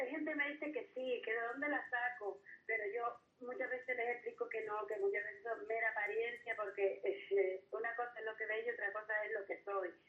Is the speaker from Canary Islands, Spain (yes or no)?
yes; Gáldar, Canary Islands, Spain; also born or lived in Los Giles, Las Palmas de Gran Canaria; now in Las Palmas de Gran Canaria, Spain; Soy natural de Galdas, pero vivo en el barrio de Los Giles.